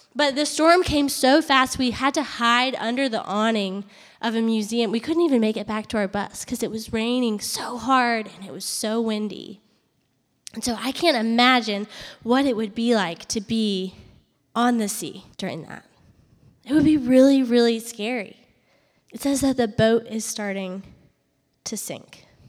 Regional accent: Charlottesville, Virginia, United States; moved away as an adult; also born or lived in Harrisonburg, Virginia / Atlanta, Georgia; I grew up in Virginia, in Charlottesville, Virginia, and I went to school up there

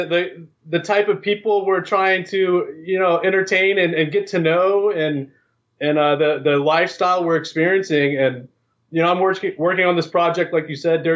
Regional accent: Virginia, United States; moved away as an adult; I grew up on the East Coast, actually. I grew up in Virginia. I spent 18 years of my life in the hills, in the Appalachia.

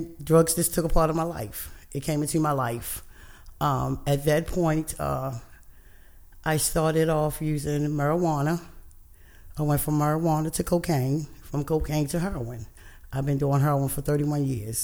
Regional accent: Emerson Village, Maryland, United States; I grew up in Emerson Village, went to Emerson High School

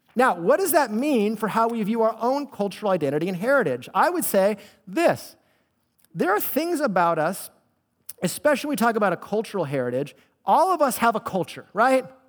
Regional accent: Bay Area, California, United States; Because I grew up in the Bay Area, I'm a Bay Area native

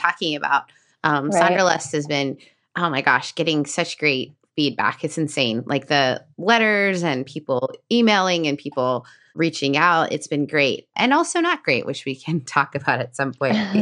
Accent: Canada; as a Canadian

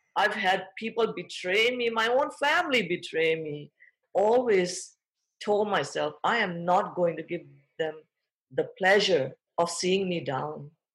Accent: Thailand; moved away; I was born and raised in Thailand. I'm fourth generation Thai, but of Indian parents

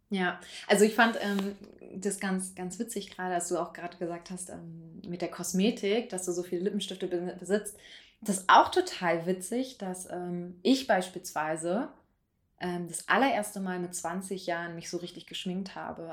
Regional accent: Berlin, Germany; moved away; ich komme ja ursprünglich aus Berlin und meine Eltern wohnen eben in der Nähe von Tegel

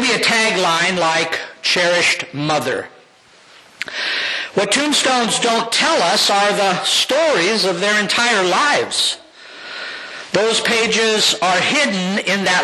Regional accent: Downey, California, United States; also born or lived in Bell, California; That Christian upbringing led me to become a Christ follower at the First Christian Church in Bell, California in 1967 as an 8-year-old. In 1968, we moved to Downey, California

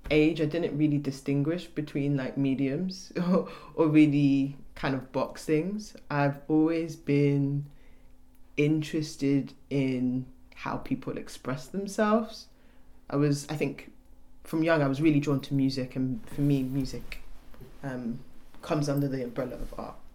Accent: Nigeria; both my parents are Yoruba. I'm Nigerian and like that's an inherent part of like our culture like music and dance

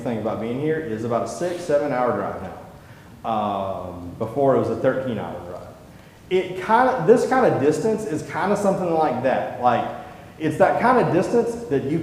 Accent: the American South, United States; as a Southerner

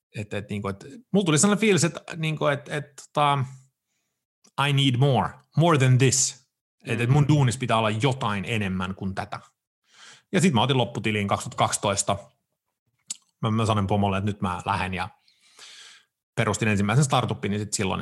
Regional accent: Sweden; moved away as an adult; now in Finland; mä oon varttunut ja syntynyt, mä oon syntynyt Ruotsissa, mä oon varttunut siellä, asunut siellä kaksi kolmasosaa mun elämästä, siis 27 vuotiaas asti

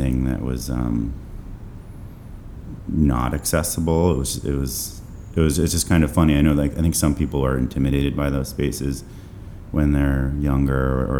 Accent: New Haven, Connecticut, United States; also born or lived in Vermont; I was born in New Haven, Connecticut.

